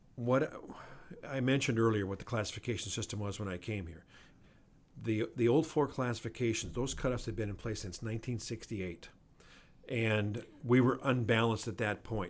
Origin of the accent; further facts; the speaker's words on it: Glendive, Montana, United States; moved away; my hometown back in eastern Montana